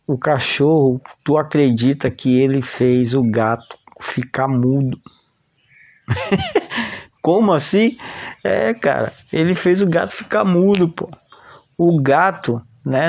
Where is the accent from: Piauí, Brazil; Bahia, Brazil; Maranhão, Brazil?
Maranhão, Brazil; São José de Ribamar; a gente foi crescendo lá em São José de Ribamar